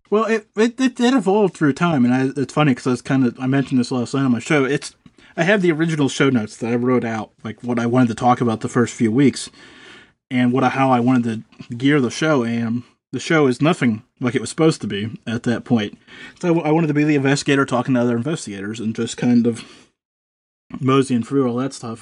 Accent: Pennsylvania, United States; I'm from Pennsylvania

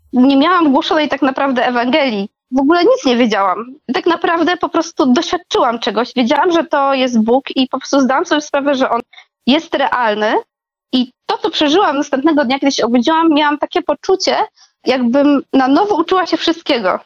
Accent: Podkarpacie, Subcarpathian Voivodeship, Poland; moved away; Ja pochodzę też z takiego małego miasta na Podkarpaciu

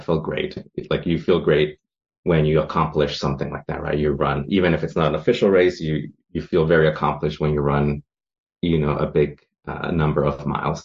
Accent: San Francisco, California, United States; I am from San Francisco, California, over in the foggy uh, Presidio

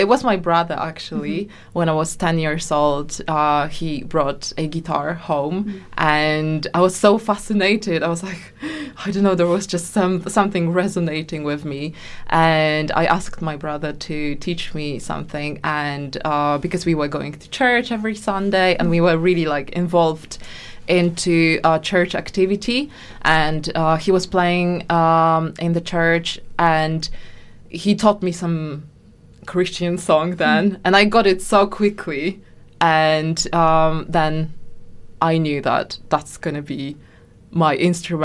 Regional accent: Poland; English is a second language; moved away as an adult; now in London, United Kingdom; I am from Poland.

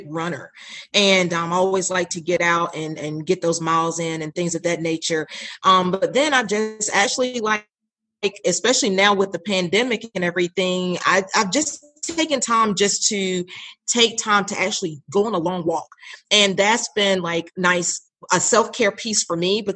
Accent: Raleigh, North Carolina, United States; I'm actually a Raleigh native. It's like very one in the few, it seems like, most of the time. And I grew up in Raleigh

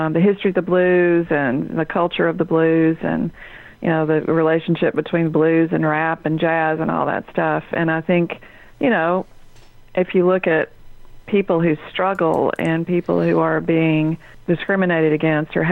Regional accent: Laurel, Mississippi, United States; South Mississippi. I grew up in a little town called Laurel

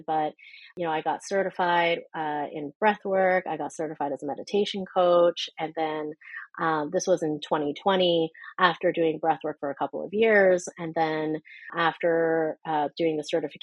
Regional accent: Canada; being a Canadian

